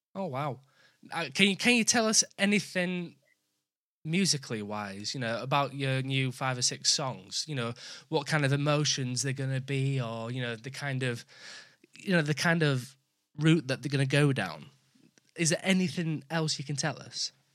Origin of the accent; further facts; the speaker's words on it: Yorkshire and the Humber, United Kingdom; I'm from I'm from Yorkshire